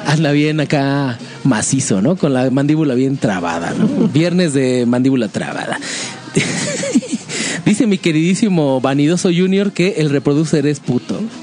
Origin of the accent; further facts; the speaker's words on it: Mexico; como mexicano